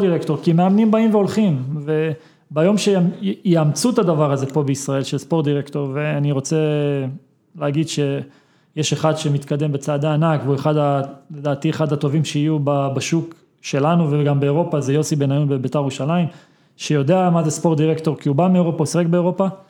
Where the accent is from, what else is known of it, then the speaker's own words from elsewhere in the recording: Israel; אנחנו כישראלים